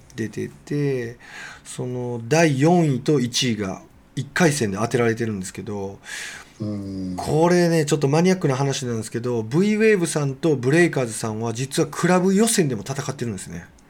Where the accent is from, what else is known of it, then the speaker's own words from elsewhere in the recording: Kobe, Hyogo, Japan; 僕はもちろん育英高校出身なんで